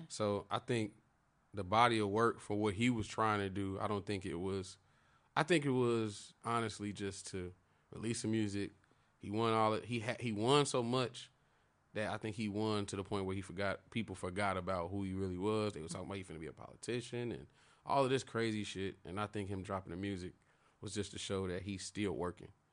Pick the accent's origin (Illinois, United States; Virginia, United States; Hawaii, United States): Illinois, United States; Chicago; I'm from Chicago